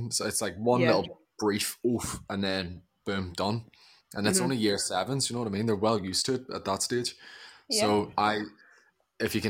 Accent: Ireland; now in London, United Kingdom; I'm from Ireland. It's cold and rainy here all the time

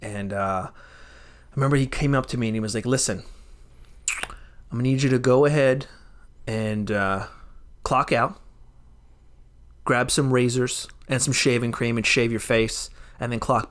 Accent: Philadelphia, Pennsylvania, United States; I was born in Philly

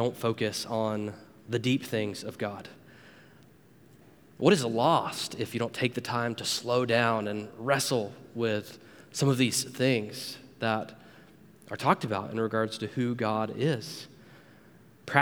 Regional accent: near Panama City Beach, Florida, United States; Growing up near Panama City Beach

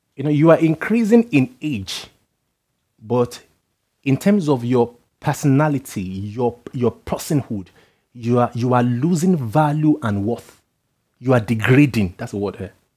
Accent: Nigeria; moved away; I come from Nigeria where some people measure their worth by their age.

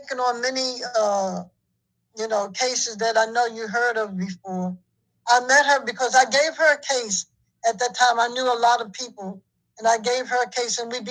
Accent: New York City, New York, United States; I'm from New York.

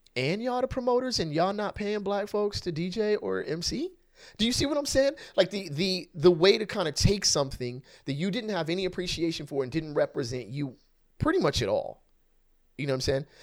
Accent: West Covina, California, United States; growing up in West Covina

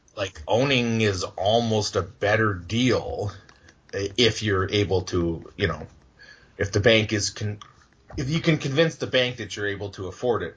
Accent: Edmonton, Alberta, Canada; moved away as an adult; also born or lived in Yorkton, Saskatchewan; I was born in Edmonton at the Misericordia Hospital, which is right across the street from West Edmonton Mall.

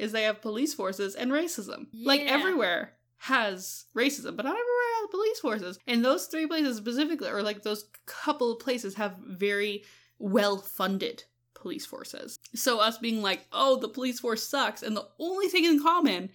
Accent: Canada; We're from Canada

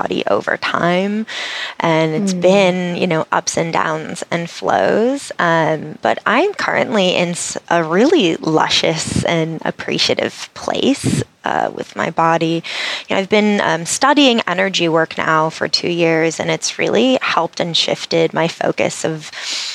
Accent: New England, United States; I grew up in New England

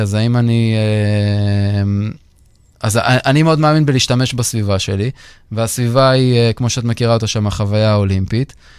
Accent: Israel; גדלתי בטניס בישראל

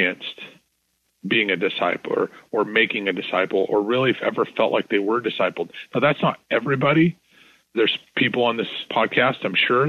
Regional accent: Northern Idaho, United States; moved away as an adult; now in Texas, United States; I was born in Northern Idaho, and some of my old, you know, favorite places and where I used to fish and grow up camping

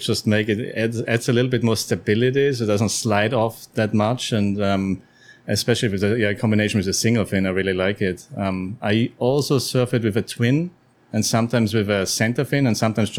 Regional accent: Austria; moved away; Austria, originally. Yeah, born in Austria.

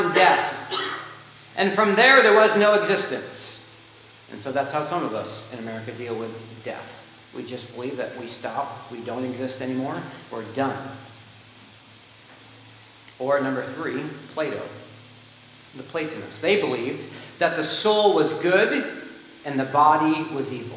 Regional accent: United States; we have as American Christians

